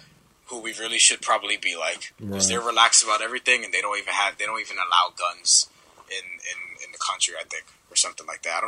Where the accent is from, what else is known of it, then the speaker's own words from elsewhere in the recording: New York City, New York, United States; remember, I'm from New York. Yeah, we grew up playing in the playgrounds. We don't call fouls here.